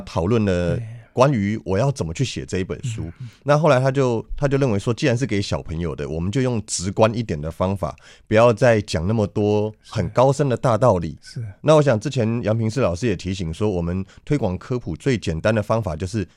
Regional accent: Taipei, Taiwan; 小时候我就住在台北市松江路南京东路口，我在那边出生长大

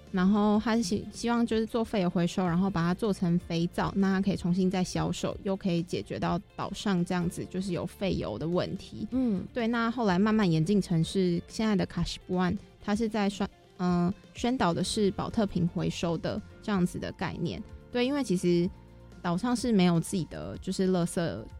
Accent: Taipei, Taiwan; 像我是台北人

